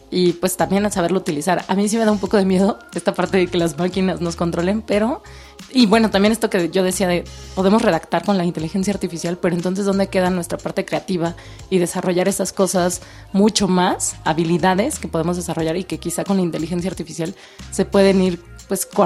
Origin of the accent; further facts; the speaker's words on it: Mexico City, Mexico; soy de la Ciudad de México, soy comunicóloga y actriz.